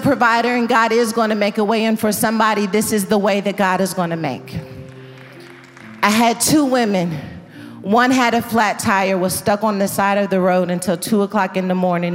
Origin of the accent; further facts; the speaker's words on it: Dallas, Texas, United States; Dallas. This is my hometown